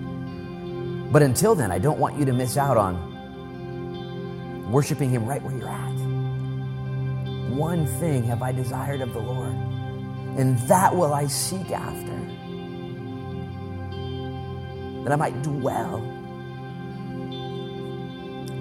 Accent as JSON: {"language": "English", "country": "United States", "said": "I'm proud to be an American"}